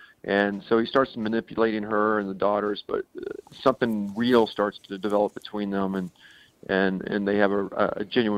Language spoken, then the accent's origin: English; Oklahoma City, Oklahoma, United States; I grew up in Oklahoma City, and we'd go down every summer for a baseball game in Dallas.